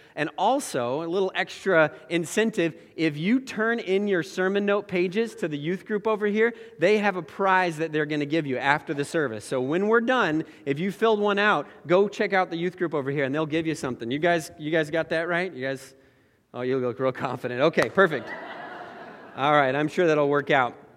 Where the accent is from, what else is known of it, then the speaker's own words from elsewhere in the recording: Oregon, United States; moved away; I grew up in Oregon